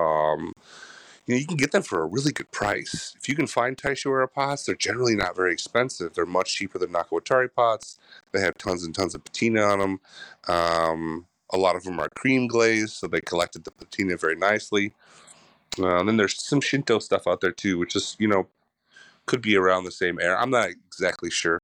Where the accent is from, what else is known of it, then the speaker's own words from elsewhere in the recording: Chicago, Illinois, United States; moved away; also born or lived in Michigan; I was born in Michigan, but then grew up on the south side of Chicago